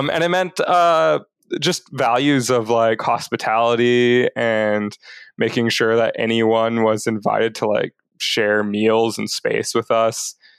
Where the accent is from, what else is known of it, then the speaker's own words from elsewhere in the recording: Brazil; born there; And so I was born in Brazil because my parents were like serving overseas with what was then called MBMSI.